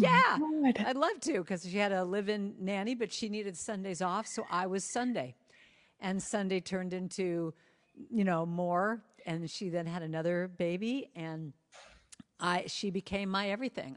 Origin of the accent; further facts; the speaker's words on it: Los Angeles, California, United States; I grew up in Hollywood